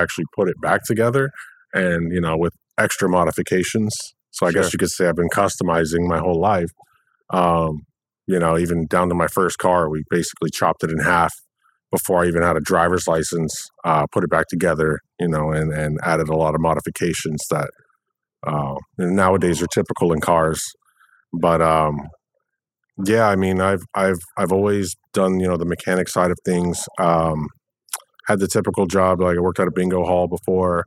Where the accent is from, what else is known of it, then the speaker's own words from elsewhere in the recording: Delray Beach, Florida, United States; I grew up in Delray Beach, Florida